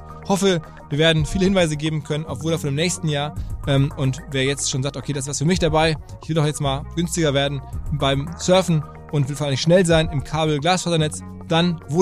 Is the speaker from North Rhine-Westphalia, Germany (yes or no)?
yes; Hamm, North Rhine-Westphalia, Germany; also born or lived in Hanover; now in Zurich, Switzerland; aus jetzt mittlerweile Zürich, aber eigentlich gebürtig aus Hamm, ne? Hamm in Westfalen, in Hannover geboren. Ja, aber in, in Hamm aufgewachsen? In Hamm aufgewachsen, ja.